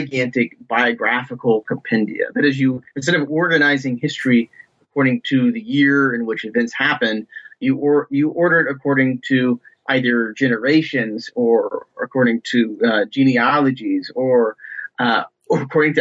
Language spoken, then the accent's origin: English; Ohio, United States; moved away; I'm originally from Ohio, from just basically the backwoods and farm country in Ohio